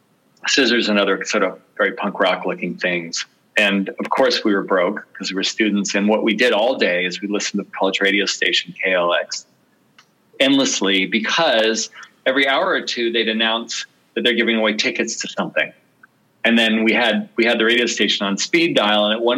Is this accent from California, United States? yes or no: yes; Berkeley, California, United States; I was in college, actually on the East Coast, but I was in my summer breaks in California. I grew up in Berkeley